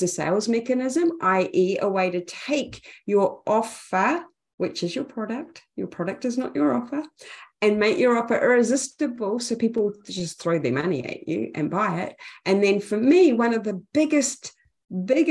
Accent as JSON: {"language": "English", "town": "Napier", "region": "Hawke's Bay", "country": "New Zealand", "accent": "Kiwi", "moved": "yes", "lives_now": "Auckland, New Zealand", "said": "Napier, Hawke's Bay, New Zealand"}